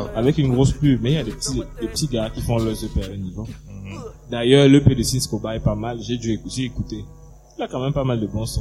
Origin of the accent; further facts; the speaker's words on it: Cameroon; un Camerounais comme moi